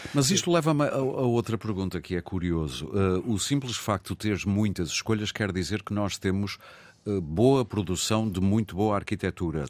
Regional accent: Porto, Norte, Portugal; onde eu mergulhei muitas vezes em miúdo, porque eu sou do Porto

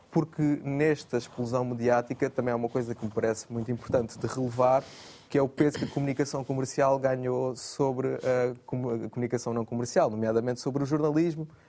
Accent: Setúbal, Portugal; also born or lived in Cuba, Alentejo; now in Amadora, Portugal; eu nasci em Cuba do Alentejo, cresci em Setúbal e agora vivo em Lisboa, na Amadora.

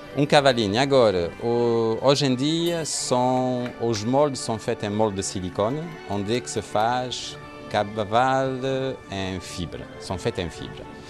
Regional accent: Marseille, Provence-Alpes-Côte d'Azur, France; Portuguese is a second language; moved away as an adult; now in Lagos, Portugal; sou francês. Nasceu em Marseille

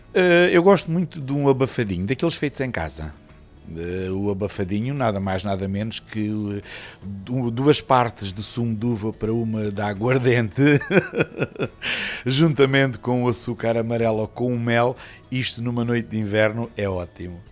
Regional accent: Alcácer do Sal, Alentejo, Portugal; Nascido e criado, é verdade, e gosto muito da minha terra

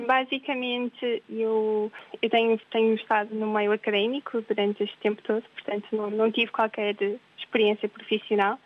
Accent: Portugal; moved away; quando nós somos portugueses

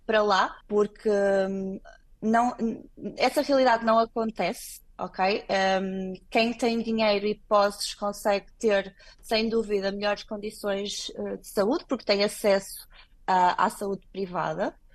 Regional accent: Portugal; moved away as an adult; also born or lived in Angola / Dresden, Germany; now in Luanda, Angola; eu cresci em Portugal

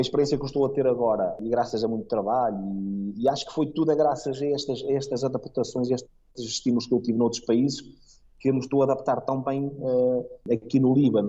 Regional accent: Portugal; moved away as an adult; also born or lived in Spain / Panama / Laos / India; now in Beirut, Lebanon; eu como português

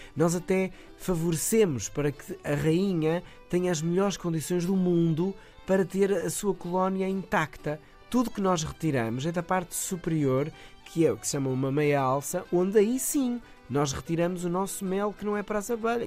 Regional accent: Moris, the North, Northern Portugal, Portugal; eu sou natural dos Moris, do Norte

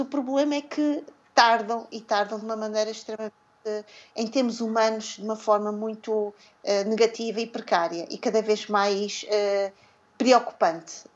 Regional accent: Mozambique; nós, como moçambicanos

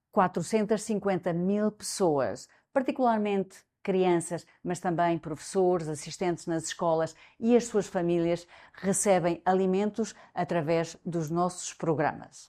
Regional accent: Coimbra, Centro, Portugal; moved away as an adult; also born or lived in London / Angola / Kenya / Latin America; now in Venezuela; Cresci em Coimbra, estudei Psicologia na Universidade de Coimbra

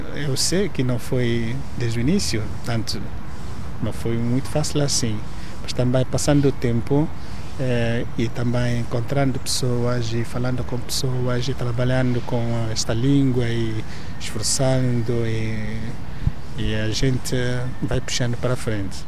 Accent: southern Nigeria, Nigeria; first language Igbo; Portuguese is a second language; moved away as an adult; now in Portugal; Eu nasci na Nigéria. Ah, eu nasci no sul da Nigéria

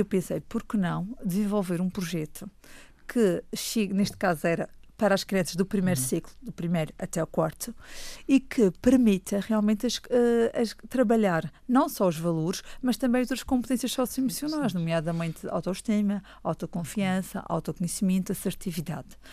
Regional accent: Funchal, Madeira, Portugal; Nasci no Funchal em 1984. Portanto, estou, sou mesmo cá da nossa bela ilha.

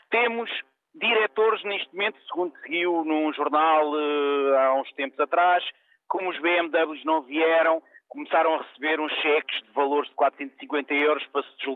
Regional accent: Portugal; eu como português

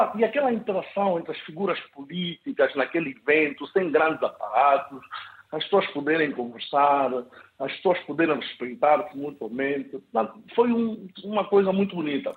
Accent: Angola; now in Portugal; eu sou angolano, portanto, vivo cá em Portugal.

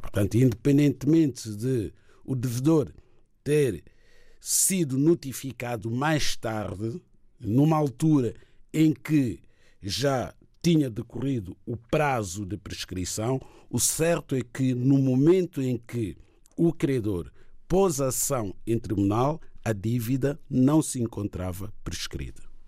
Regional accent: Guinea-Bissau; a minha terra, que é Guiné-Bissau

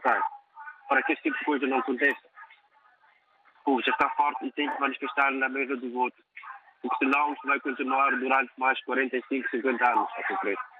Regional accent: Mozambique; now in London, United Kingdom; eu, como moçambicano

